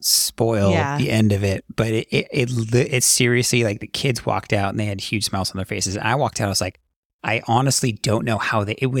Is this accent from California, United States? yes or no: yes; Los Angeles, California, United States; growing up in the Los Angeles area, like I did